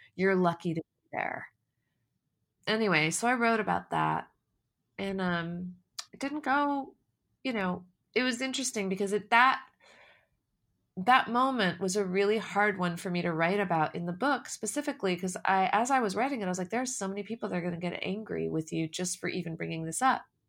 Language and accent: English; United States; I was born and raised in America